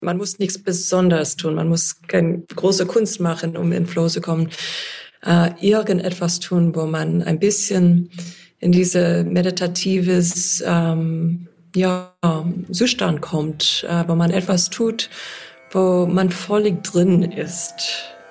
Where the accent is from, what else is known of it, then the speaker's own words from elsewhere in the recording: United States; accent: American; German is a second language; moved away; ich hoffe, dass mein amerikanischer Akzent nicht so stark ist